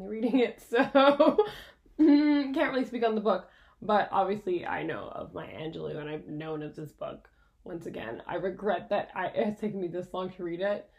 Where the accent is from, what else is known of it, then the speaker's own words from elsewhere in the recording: Quebec, Canada; I grew up in French school, so that's another perspective too. I went to school in Quebec. I went to full French school